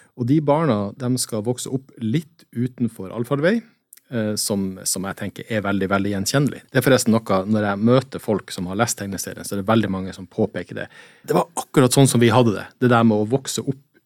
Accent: Kirkenes, Finnmark, Norway; Jeg er jo fra Kirkenes, eller fra Sør-Varanger.

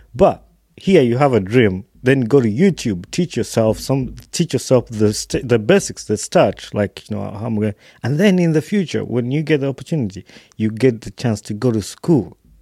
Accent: Wakiso, Central Region, Uganda; i was born in Wakiso

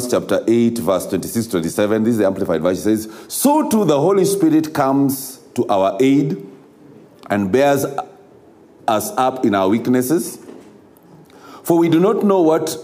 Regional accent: Kenya; a country such as ours of Kenya

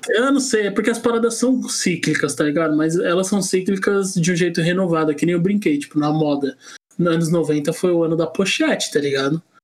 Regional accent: São Paulo, Brazil; na minha quebrada na, na Vila Ema, na Zona Leste

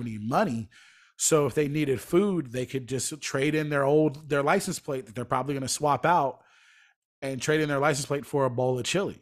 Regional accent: Atlanta, Georgia, United States; moved away as an adult; also born or lived in Lynchburg, Virginia; now in Los Angeles, United States; I moved there when I was, like, fourteen, and I lived there for fifteen years

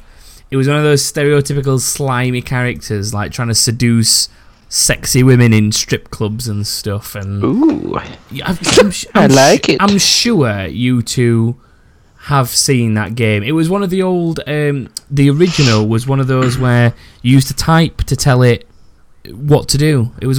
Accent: England, United Kingdom; I'm English, even though not as well spoken as Lara.

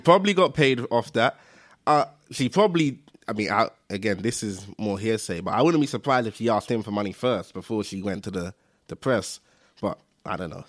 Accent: London, United Kingdom; I'm from East London

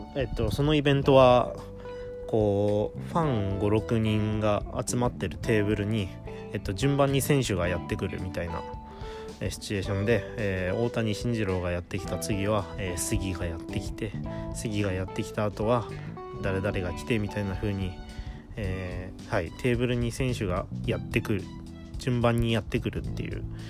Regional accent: Toyama, Japan; 富山の高3の子がね来たということで

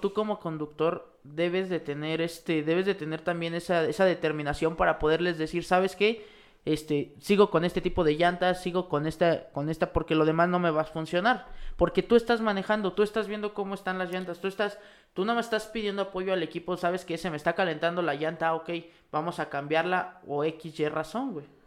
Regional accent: Mexico; para nosotros como mexicanos

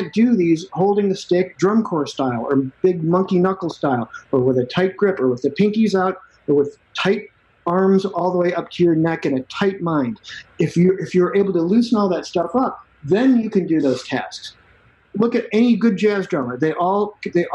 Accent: Chicago, Illinois, United States; now in Austin, Texas, United States; I grew up in Chicago

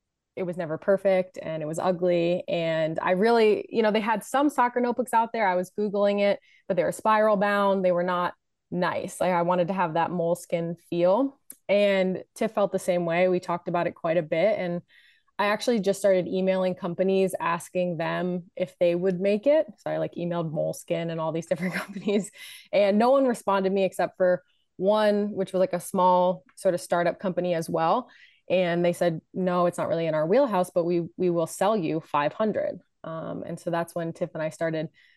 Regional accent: New Jersey, United States; moved away as an adult; I grew up in New Jersey

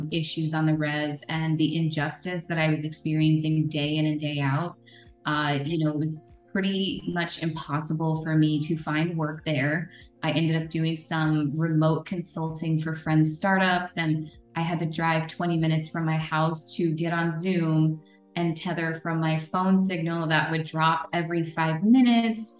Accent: Northern California, United States; also born or lived in Navajo Nation reservation; So I spent a lot of the rest of my time in Northern California, living with my dad

